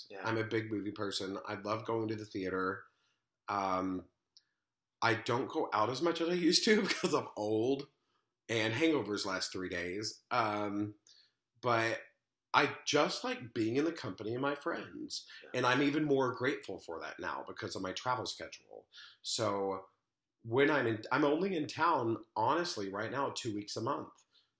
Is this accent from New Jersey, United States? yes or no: no; Little Rock, Arkansas, United States; also born or lived in Oxford, Mississippi; now in New York, United States; I'm from Little Rock, Arkansas.